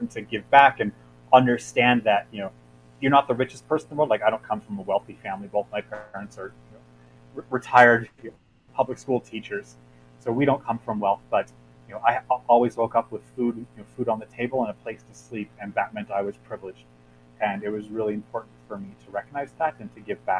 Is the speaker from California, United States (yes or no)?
yes; Los Angeles, California, United States; I grew up in Los Angeles